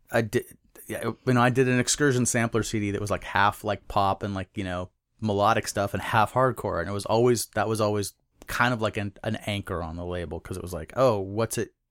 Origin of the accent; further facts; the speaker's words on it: Eastern Washington, United States; also born or lived in Omak, Washington / Twisp, Washington / Snoqualmie, Washington; Grade school, I grew up in Eastern Washington.